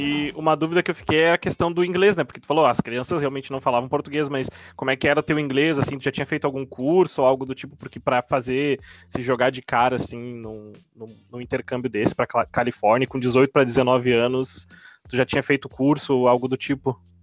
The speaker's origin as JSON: {"language": "Portuguese", "region": "Rio Grande do Sul", "country": "Brazil", "moved": "yes", "lives_now": "Florianópolis, Brazil", "said": "Rio Grande do Sul, por exemplo, que é da onde eu sou, mas eu tô morando em Floripa."}